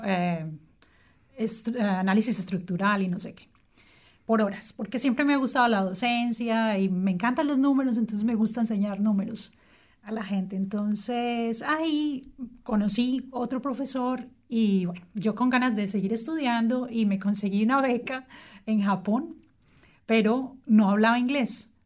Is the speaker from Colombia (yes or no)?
yes; Colombia; moved away as an adult; now in Wellington, New Zealand; después de que me vine de Colombia, trabajé